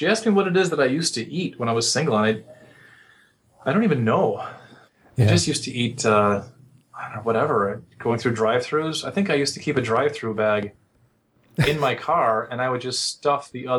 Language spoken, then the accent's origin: English; Chicago, Illinois, United States; I'm from Chicago.